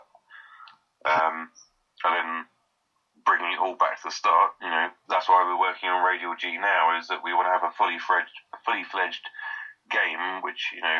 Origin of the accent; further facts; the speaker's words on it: United Kingdom; we are British